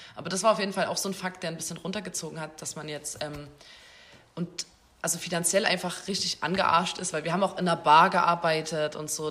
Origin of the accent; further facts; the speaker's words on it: Chemnitz, Saxony, Germany; sind Chemnitzer, Chemnitzerinnen. Schon immer